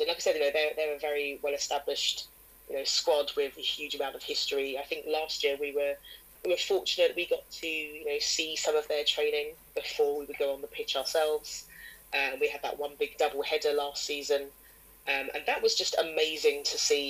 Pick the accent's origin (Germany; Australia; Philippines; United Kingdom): United Kingdom; England; I'm an English person